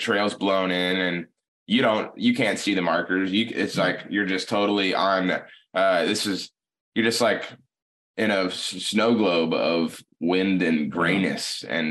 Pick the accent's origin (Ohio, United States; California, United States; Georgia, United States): Georgia, United States; Atlanta; I'm just from Atlanta